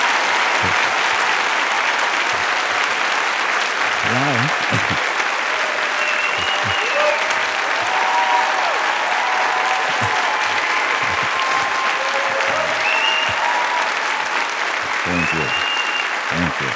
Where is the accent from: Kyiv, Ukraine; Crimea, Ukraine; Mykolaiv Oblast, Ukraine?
Mykolaiv Oblast, Ukraine; Mykolaiv; moved away as an adult; also born or lived in Russia; now in United States; I was born in Ukraine. I was born in beautiful southern city of Nikolaev. The best time of my life, my childhood, I spent in Ukraine.